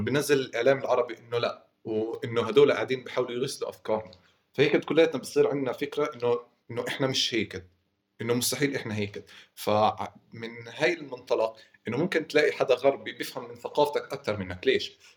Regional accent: Hebron, West Bank, Palestine

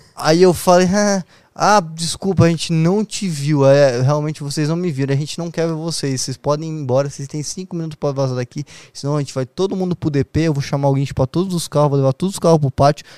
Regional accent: Foz do Iguaçu, Paraná, Brazil; moved away as an adult; now in São Paulo, Brazil; eu fui criado em Foz do Iguaçu com a minha mãe e com a minha avó

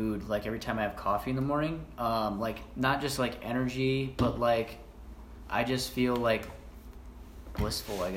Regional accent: Spillville, Iowa, United States; moved away as an adult; now in Fort Collins, United States; Spillville, Iowa, which is in northeast Iowa, like by Decorah, Iowa. I grew up in a town of 500 people

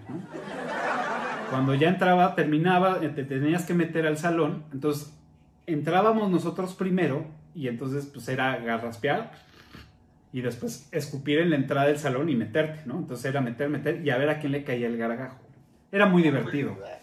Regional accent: Mexico City, Mexico; cuando llegamos a vivir ahí cerca del Parque de los Venados

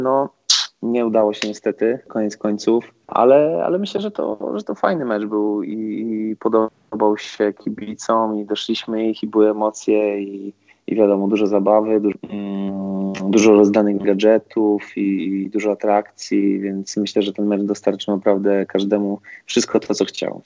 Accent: Toruń, Kuyavian-Pomeranian Voivodeship, Poland; moved away; powrót do, do rodzinnego Torunia

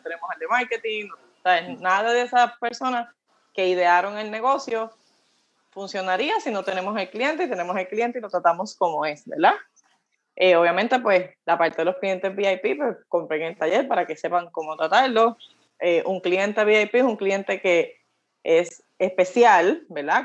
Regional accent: Coamo, Puerto Rico; yo soy del pueblo de Cuamo, eh, ahora, ¿verdad? Eh, viví en las montañas, en mi bello barrio Pulguillas

